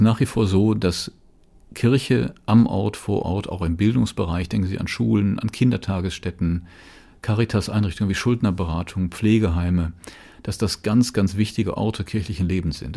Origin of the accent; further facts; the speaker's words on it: Rhineland, Germany; ich bin im Rheinland geboren, ich bin noch als, als noch Grundschüler Ministrant geworden